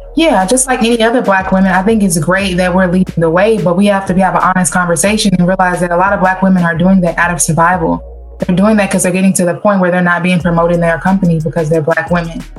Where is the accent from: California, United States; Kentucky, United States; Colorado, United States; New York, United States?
Kentucky, United States; now in Cincinnati, United States; I'm originally from Kentucky